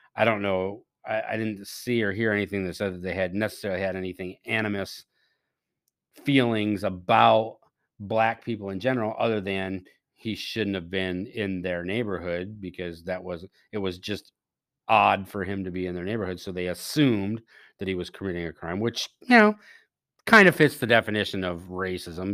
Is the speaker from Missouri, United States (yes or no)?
no; Maryland, United States; my home state of Maryland